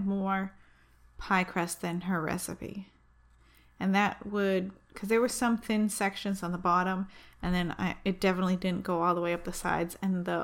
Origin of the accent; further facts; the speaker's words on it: Manchester, New Hampshire, United States; my hometown, Manchester, New Hampshire